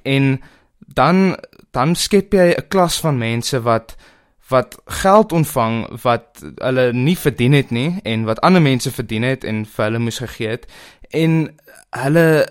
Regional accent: South Africa; as Suid-Afrikaners

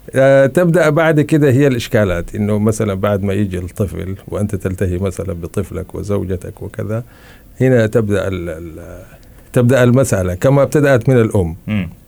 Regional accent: Blue Nile area, central Sudan, Sudan; moved away; في البلد عندنا في على النيل الازرق في منطقة زراعية وكذا في وسط السودان

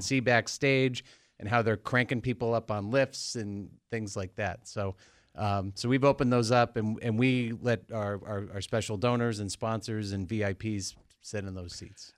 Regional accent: Dennis, Massachusetts, United States; moved away as an adult; also born or lived in Berkeley; Grew up on Cape Cod in Dennis, Massachusetts

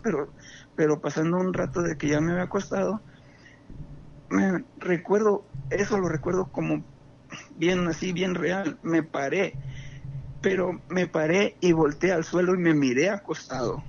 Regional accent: Jacona, Michoacán, Mexico; yo soy aquí de Jacona

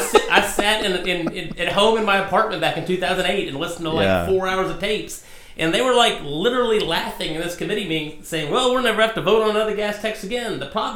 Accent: Virginia, United States; moved away as an adult; also born or lived in Paducah, Kentucky; now in Kentucky, United States; I was born in Kentucky, grew up in Virginia.

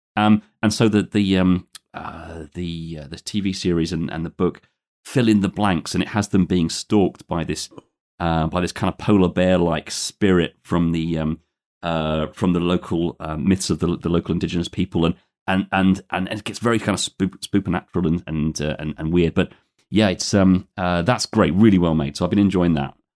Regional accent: London, United Kingdom; born and, born and raised in London, but I'm just recording from outside there today, about a hundred miles west of there in the, uh, historic Roman spa town of Bath.

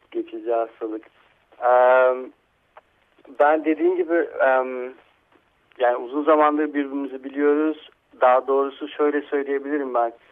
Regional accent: Istanbul, Turkey; E, İstanbul'da. İstanbul'da.

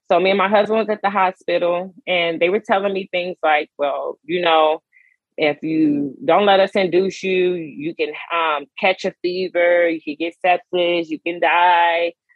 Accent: Chicago, Illinois, United States; now in Baltimore, United States; I am originally from Chicago, Illinois, um, but I currently reside um, outside of Baltimore, Maryland.

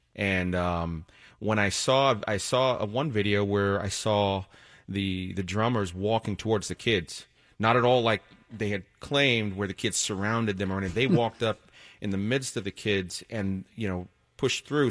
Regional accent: Washington, District of Columbia, United States; now in Connecticut, United States; I'm actually from Washington, D C originally.

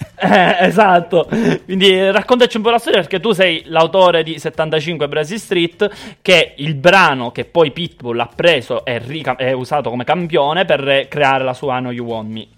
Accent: Sicily, Italy; essendo siciliano

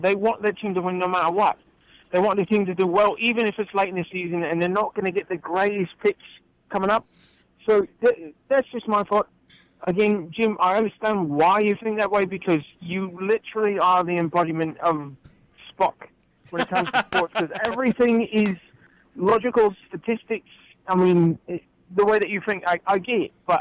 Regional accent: England, United Kingdom; now in Grand Rapids, United States; growing up in England, being a true football fan, as I am

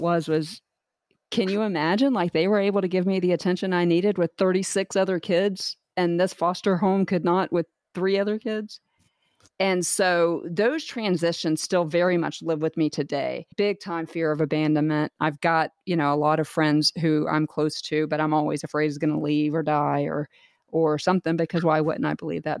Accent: Jacksonville, Florida, United States; also born or lived in Clearwater / Tampa Bay area; born and raised in Jacksonville, Florida

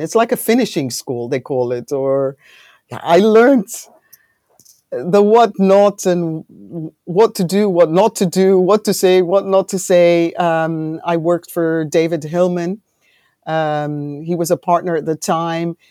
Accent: Greece; also born or lived in United Kingdom / London; now in Netherlands; I'm born in the U K, but I grew up in Greece

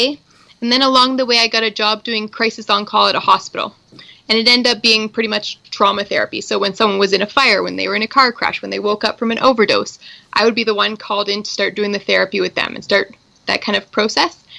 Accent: Tillsonburg, Ontario, Canada; also born or lived in Toronto; I'm originally from the same town, Tillsonburg

